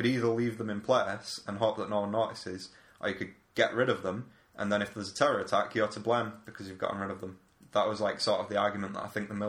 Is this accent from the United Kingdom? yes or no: yes; England, United Kingdom; we're English, they're Gibronis.